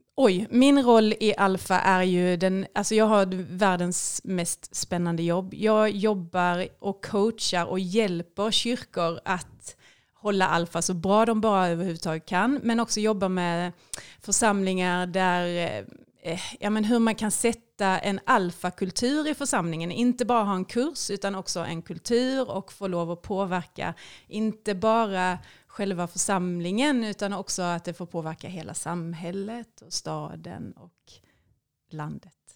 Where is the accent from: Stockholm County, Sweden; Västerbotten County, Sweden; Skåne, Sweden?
Skåne, Sweden; Jag är ju då en Skånetös, eh, uppvuxen i en helt vanlig sekulariserad svensk familj